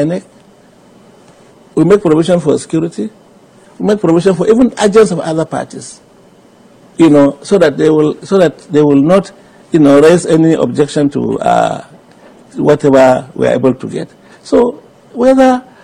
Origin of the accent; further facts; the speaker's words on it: Nigeria; we are a Nigerian